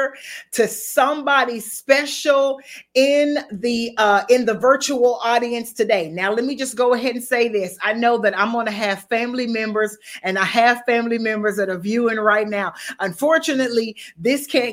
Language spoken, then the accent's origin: English; United States; now in Bermuda; I'm American. Even though I'm living in Bermuda, I'm still American